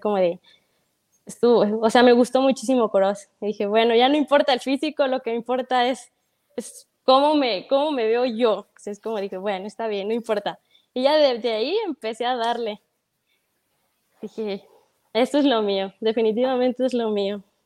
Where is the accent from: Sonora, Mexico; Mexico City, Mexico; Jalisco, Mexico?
Jalisco, Mexico; Guadalajara; Soy de aquí, soy nacida aquí. No, este, no soy de ningún otro lado, pero pues aquí somos de Guadalajara, del México